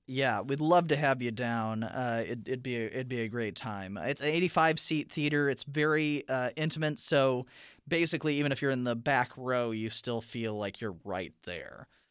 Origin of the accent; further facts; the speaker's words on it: South Bend, Indiana, United States; I'm from South Bend, Indiana